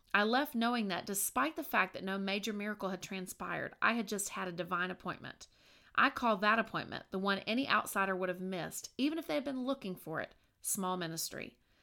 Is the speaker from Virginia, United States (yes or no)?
yes; Virginia, United States; moved away; my hometown in Virginia